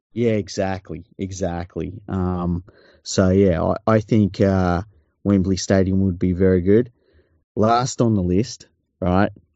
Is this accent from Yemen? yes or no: no; Australia; I love being Australian.